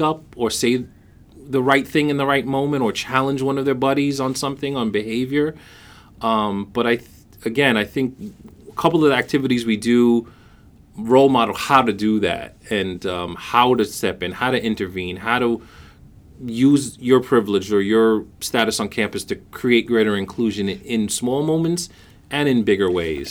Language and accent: English; New York City, New York, United States; I was born and raised in Brooklyn, New York